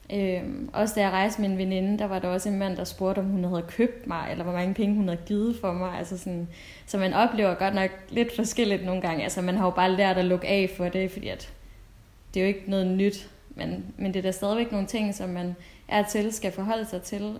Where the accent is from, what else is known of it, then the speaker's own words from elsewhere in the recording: Denmark; jeg er fra Danmark